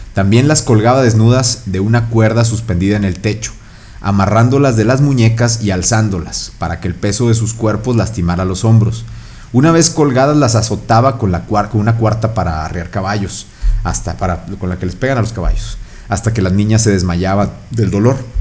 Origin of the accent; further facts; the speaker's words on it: Mexico; somos mexicanos